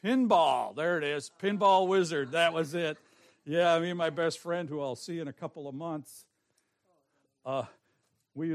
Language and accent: English; Forest Park, Illinois, United States; I was born in Forest Park